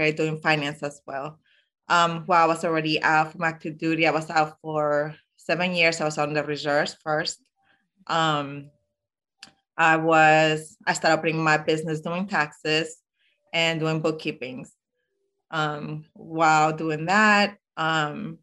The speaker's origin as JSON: {"language": "English", "town": "Zaragoza", "region": "Aragon", "country": "Spain", "moved": "yes", "lives_now": "Illinois, United States", "said": "I am originally from Spain, Zaragoza."}